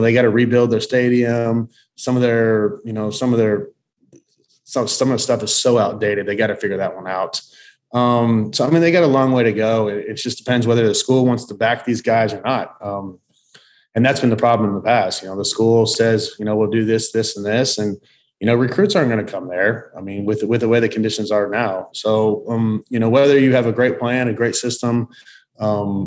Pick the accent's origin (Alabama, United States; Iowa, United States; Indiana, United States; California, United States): Indiana, United States; Southern; moved away as an adult; I'm from Southern Indiana